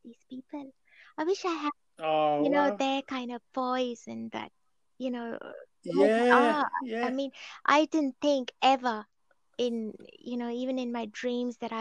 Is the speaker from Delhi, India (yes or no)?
yes; Delhi, India; moved away; also born or lived in Colchester; I was born and brought up in Delhi